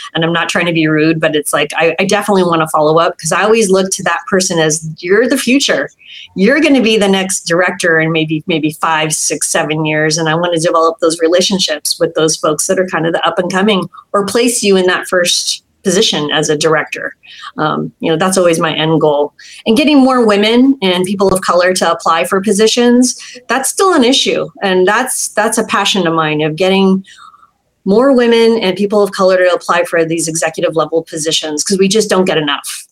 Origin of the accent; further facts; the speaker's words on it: San Jose, California, United States; I grew up in San Jose.